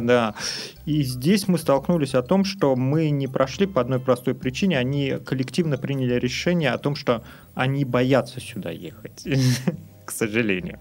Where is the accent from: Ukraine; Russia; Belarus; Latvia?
Russia; also born or lived in Saint Petersburg; Мы просто люди из России